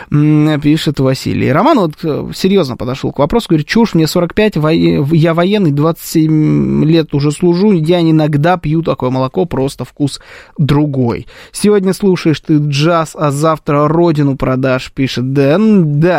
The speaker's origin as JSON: {"language": "Russian", "country": "Armenia", "said": "Как, и как она должна была понять, что я армянин?"}